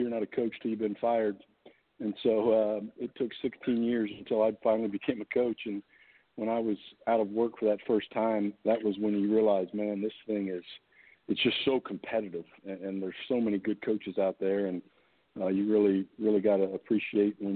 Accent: Indianapolis, Indiana, United States; I was born and raised in Indy

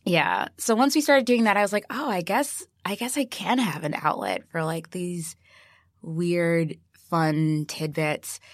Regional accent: Chicago, Illinois, United States; born or raised there

